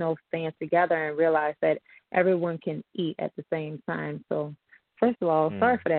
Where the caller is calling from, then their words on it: New Orleans, Louisiana, United States; I'm calling from New Orleans, Louisiana.